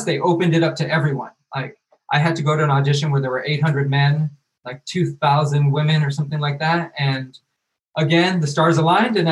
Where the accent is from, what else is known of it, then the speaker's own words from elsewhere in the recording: Tucson, Arizona, United States; moved away as an adult; also born or lived in Chicago; I'm originally from Tucson, Arizona.